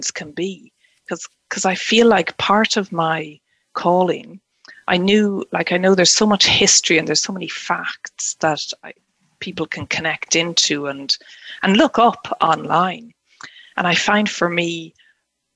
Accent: Ireland; moved away as an adult; now in Scotland; native to me as Irish, you know, born and bred and living in Ireland, yeah, and now in Scotland

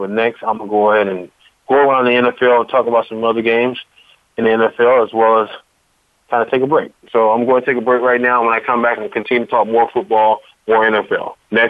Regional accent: East Coast, United States; now in Houston, United States; I'm one from the East Coast

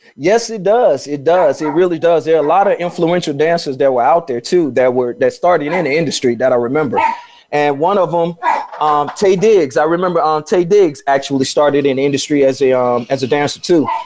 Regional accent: Chicago, Illinois, United States; moved away as an adult; also born or lived in Atlanta / Los Angeles; I'm from Chicago

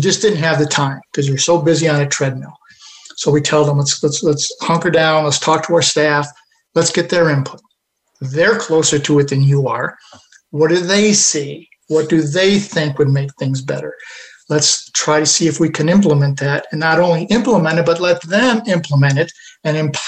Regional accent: Buffalo, New York, United States; there's an organization outside of Buffalo, in my hometown

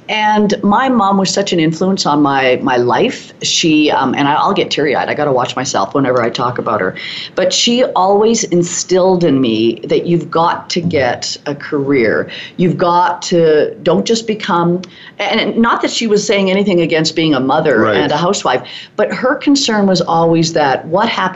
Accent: Swift Current, Saskatchewan, Canada; moved away as an adult; also born or lived in East End, Saskatchewan; now in Calgary, Canada; I grew up in Swift Current

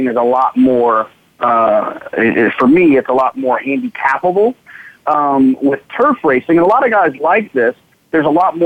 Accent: Dallas, Texas, United States; where I grew up in Dallas, Fort Worth.

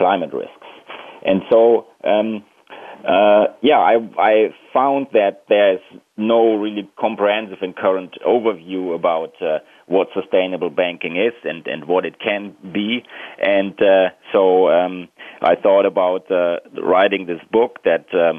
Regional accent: Germany; I'm originally from Germany

